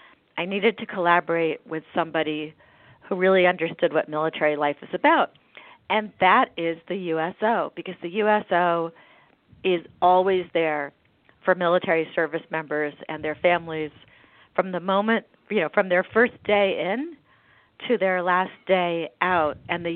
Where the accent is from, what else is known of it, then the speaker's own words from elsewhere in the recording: United States; And it was really good for me as an American to be exposed to these stories and be forced to think about what these people do and what it's like.